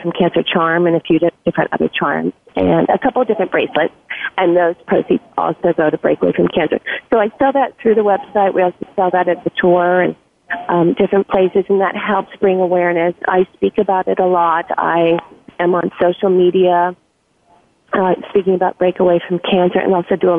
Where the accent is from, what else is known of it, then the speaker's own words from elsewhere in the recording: Los Angeles, California, United States; I grew up in Los Angeles